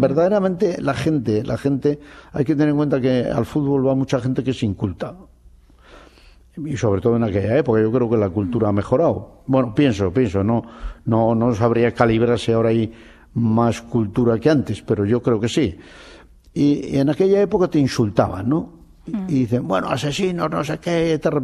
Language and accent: Spanish; Basque Country, Spain; soy de Euskadi